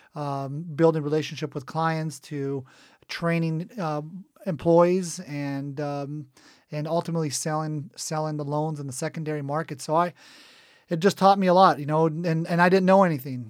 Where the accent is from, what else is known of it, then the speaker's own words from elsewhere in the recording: Cerritos, California, United States; also born or lived in Israel / Dana Point; We actually moved, uh, to Cerritos, and that's where I grew up. I went through, uh, third grade all the way through high school